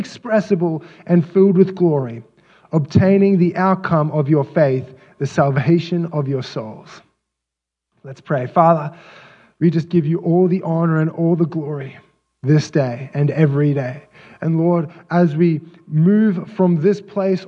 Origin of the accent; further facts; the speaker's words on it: Australia; moved away as an adult; I'm from Australia, and so I don't have any biological family here.